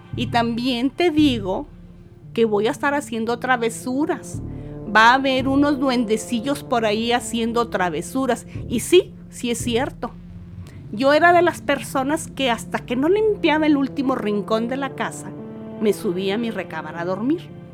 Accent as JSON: {"language": "Spanish", "town": "Saltillo", "region": "Coahuila", "country": "Mexico", "said": "soy de Saltillo, Coahuila"}